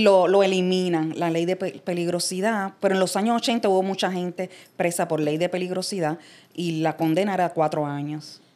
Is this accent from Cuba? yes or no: yes; Havana, Cuba; moved away as an adult; also born or lived in United States; now in Puerto Rico; yo salí de Cuba a la edad de 28 años, o sea que yo me crié allá toda mi vida. Y soy de la zona como del viejo San Juan, que es el área de Jesús María